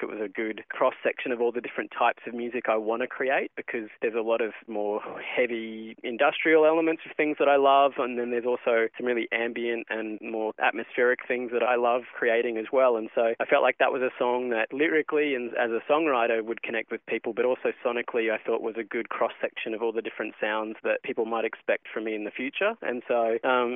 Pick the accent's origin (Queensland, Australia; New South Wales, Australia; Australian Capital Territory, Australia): Queensland, Australia; Cairns; also born or lived in Brisbane; I moved from Cairns, where I grew up, to Brisbane to study